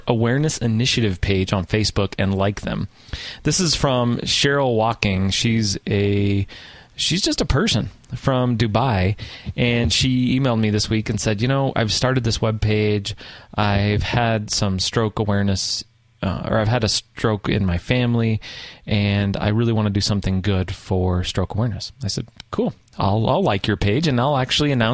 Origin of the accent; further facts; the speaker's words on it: the West, United States; I'm from the West.